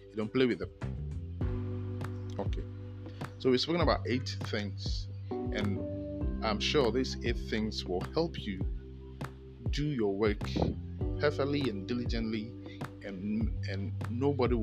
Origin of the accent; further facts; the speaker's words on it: Ghana; I'm a Ghanaian